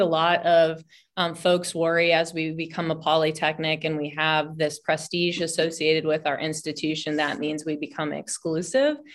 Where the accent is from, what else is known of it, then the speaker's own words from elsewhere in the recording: Washington, District of Columbia, United States; now in Humboldt County, United States; I'm originally from Washington D.C.